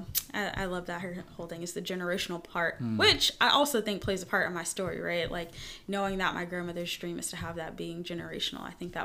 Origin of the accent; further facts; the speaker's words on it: New York, United States; accent: New York; That's my New York accent. Don't judge me, listeners.